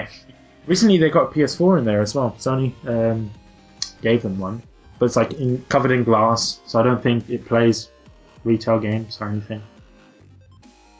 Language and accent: English; London, United Kingdom; I am from London